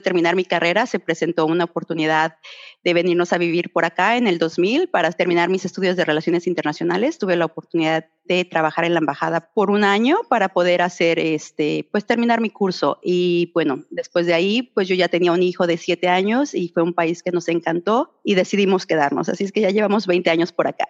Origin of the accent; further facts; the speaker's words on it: Mexico City, Mexico; moved away as an adult; now in Australia; yo soy de la Ciudad de México